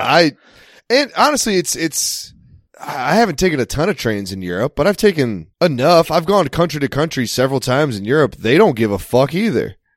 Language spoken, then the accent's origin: English; United States; I'm American